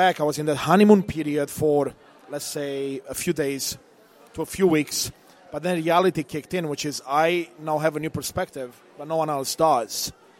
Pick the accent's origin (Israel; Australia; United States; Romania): Romania; now in Canada; I was born in Eastern Europe, Romania, during the communist time